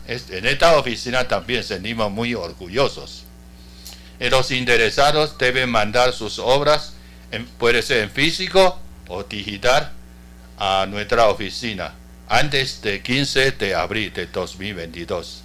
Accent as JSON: {"language": "Spanish", "country": "Taiwan"}